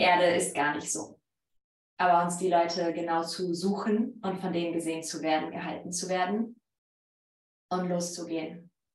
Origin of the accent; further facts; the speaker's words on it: Poland; accent: Polish; German is a second language; moved away; mein polnischer Akzent